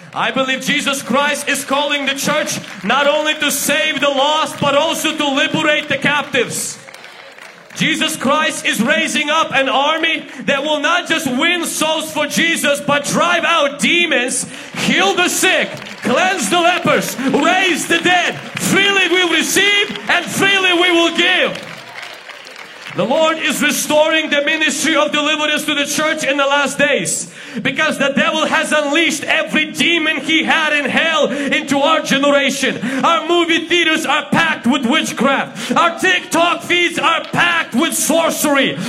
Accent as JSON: {"language": "English", "country": "Ukraine", "second_language": "English", "moved": "yes", "lives_now": "Washington, United States", "said": "I'm from Ukraine"}